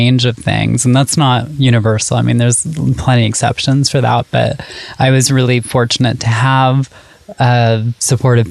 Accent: Syracuse, New York, United States; I grew up in Syracuse, New York

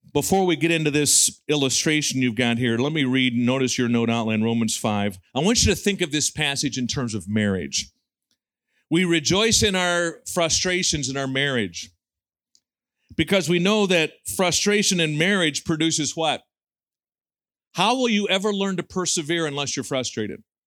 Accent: United States; we have as American evangelicals

